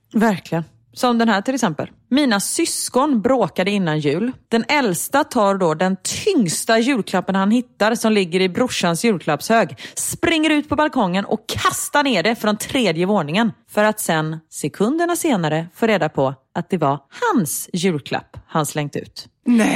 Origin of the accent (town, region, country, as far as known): Gothenburg, Västra Götaland, Sweden